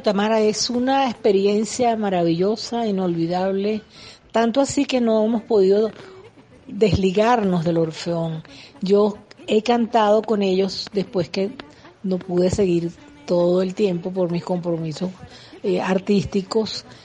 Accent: Caracas, Capital District, Venezuela; yo soy de Caracas

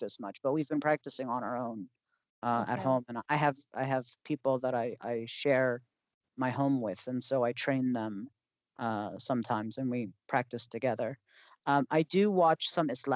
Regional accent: Maryland, United States; I grew up in Maryland. That's where I was raised.

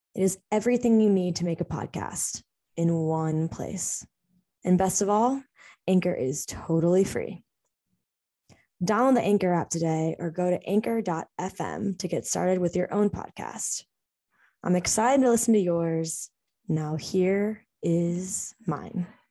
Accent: St. Louis, Missouri, United States; moved away as an adult; I grew up, born and raised in St. Louis, Missouri, right smack dab in the Midwest

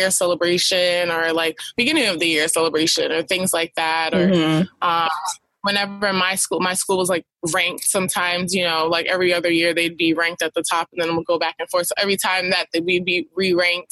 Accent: New York, United States; I'm from New York, where people don't really talk to each other when you don't know someone

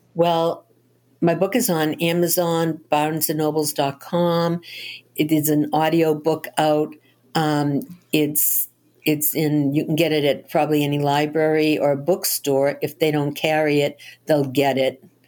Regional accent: Boston, Massachusetts, United States; I grew up in Boston, and I lived around the corner from one of Albert DeSalvo's victims

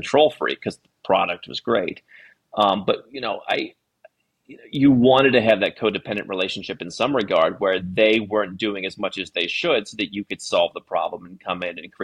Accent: Cleveland, Ohio, United States; moved away as an adult; I grew up in the Midwest United States

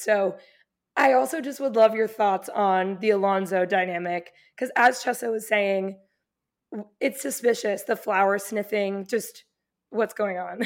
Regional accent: Mexico; I'm from Mexico

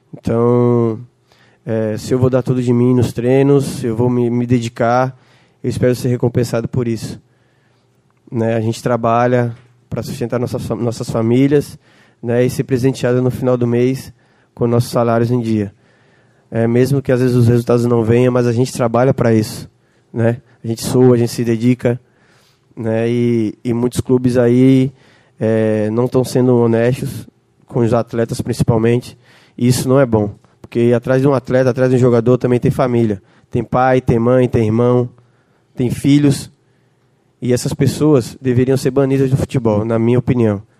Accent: Northeast Region, Brazil; como eu sou nordestino

